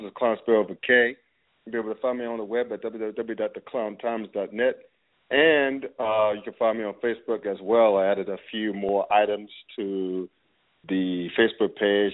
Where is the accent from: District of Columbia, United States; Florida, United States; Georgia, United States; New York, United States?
New York, United States; New York City; moved away; I'm originally from New York, I'm originally from Brooklyn